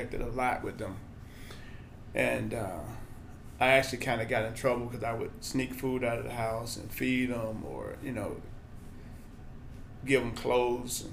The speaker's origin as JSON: {"language": "English", "town": "Birmingham", "region": "Alabama", "country": "United States", "tie": "born or raised there", "moved": "as an adult", "lives_now": "Lawrence, United States", "said": "So I'm originally from Birmingham, Alabama. Grew up there"}